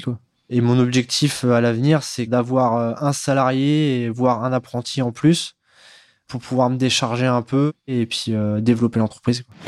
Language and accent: French; Neuilly-sous-Clermont, Hauts-de-France, France; je viens de Neuilly sous Clermont dans l'Oise